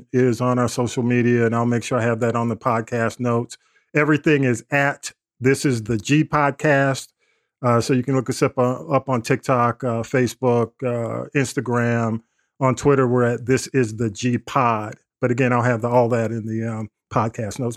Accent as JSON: {"language": "English", "town": "East Point", "region": "Georgia", "country": "United States", "tie": "born or raised there", "said": "East Point, my hometown"}